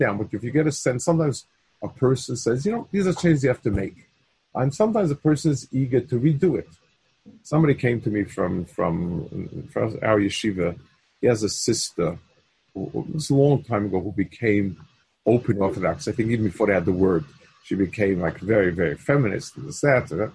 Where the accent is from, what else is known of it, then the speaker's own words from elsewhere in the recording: New York City, New York, United States; When I was young, I grew up on the Lower East Side